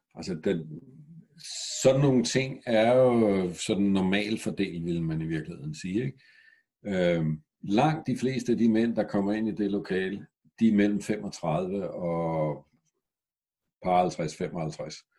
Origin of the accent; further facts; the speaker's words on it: Græsted, Capital Region of Denmark, Denmark; da jeg voksede op i Græsted med 700 mennesker for 50 år siden